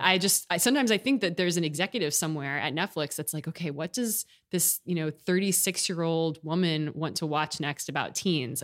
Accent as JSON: {"language": "English", "town": "Austin", "region": "Texas", "country": "United States", "tie": "born or raised there", "also_born_or_lived": "Houston / New York / Michigan / Washington, D.C.", "moved": "as an adult", "lives_now": "California, United States", "said": "I was born in Houston and grew up in Austin"}